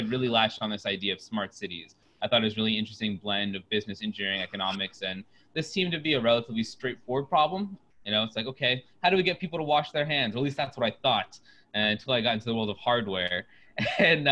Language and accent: English; Oviedo, Florida, United States; now in Chicago, United States; I'm from Oviedo, Florida. It's a small town out of Orlando.